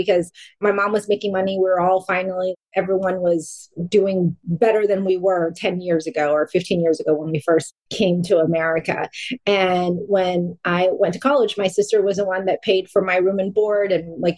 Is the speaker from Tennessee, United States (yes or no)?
no; California, United States; also born or lived in Vung Tau, Vietnam / Wichita, Kansas; growing up in California, like I went to Lee's every weekend